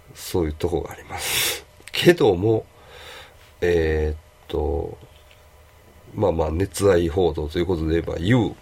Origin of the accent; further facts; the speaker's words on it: Kobe, Hyogo, Japan